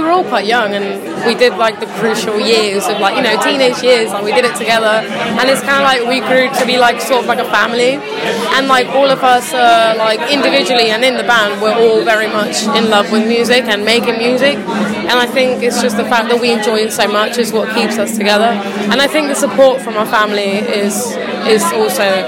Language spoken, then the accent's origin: English; Reading, South East England, United Kingdom; we're from Reading